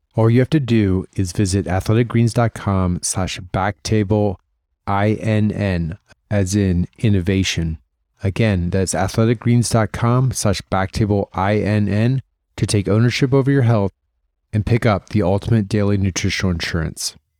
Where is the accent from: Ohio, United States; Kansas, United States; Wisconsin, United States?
Ohio, United States; Columbus; moved away; I'm from Columbus